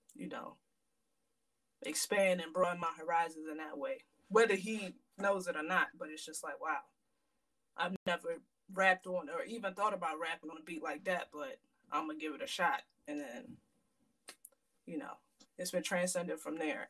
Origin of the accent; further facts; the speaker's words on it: Aberdeen, Maryland, United States; also born or lived in Hampton, Virginia; i was born in hampton virginia and i moved I'm, i moved up to maryland i'm from well technically aberdeen maryland i've been here since i was like eight years old